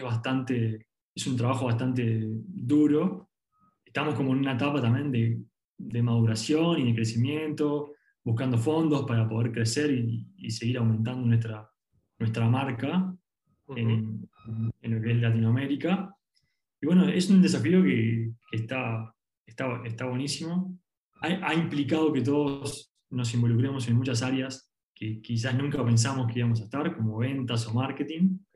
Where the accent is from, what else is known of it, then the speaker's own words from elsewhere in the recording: Uruguay; arrancamos acá en Uruguay porque somos de Uruguay